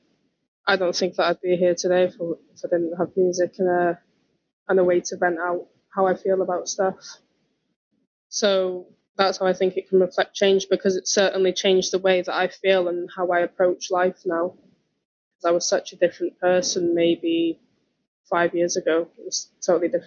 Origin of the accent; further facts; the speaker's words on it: Welsh, Wales, United Kingdom; I'm proud to be Welsh